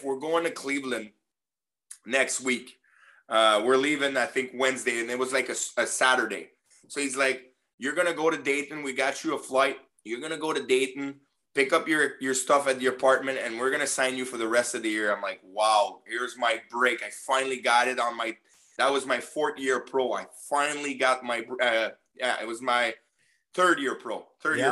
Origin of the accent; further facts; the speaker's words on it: Brossard, Quebec, Canada; moved away; also born or lived in Montreal; grew up in Brossard.